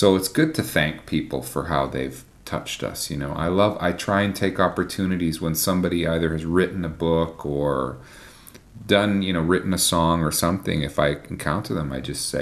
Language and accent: English; Canada; me as a Canadian